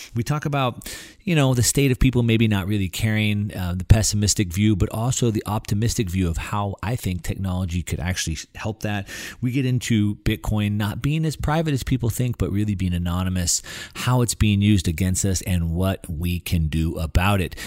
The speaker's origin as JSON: {"language": "English", "region": "Texas", "country": "United States", "tie": "born or raised there", "moved": "yes", "said": "I grew up in Texas"}